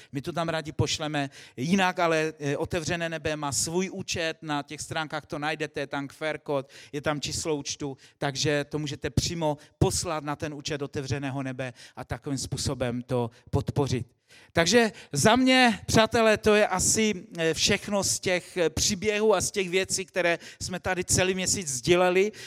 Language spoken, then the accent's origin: Czech; Czechia; v naší zemi